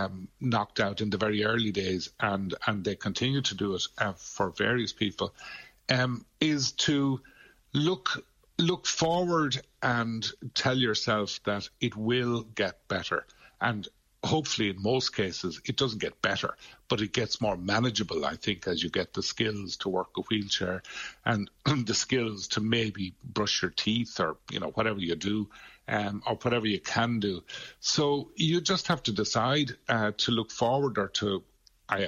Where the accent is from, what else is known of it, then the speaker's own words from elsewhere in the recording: Glin, Munster, Ireland; Yeah, I'm a Limerick native. I'm from Glynn, way out the west of the county